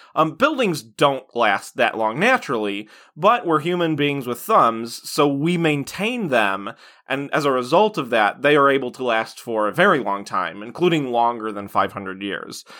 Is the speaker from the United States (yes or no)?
yes; United States; as an American